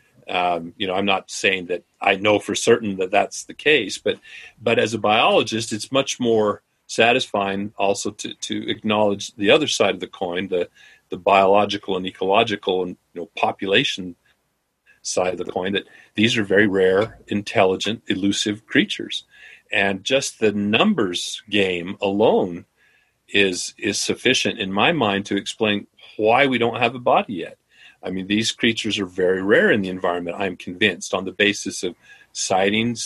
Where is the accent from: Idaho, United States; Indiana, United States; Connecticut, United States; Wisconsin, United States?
Idaho, United States; my home state of Idaho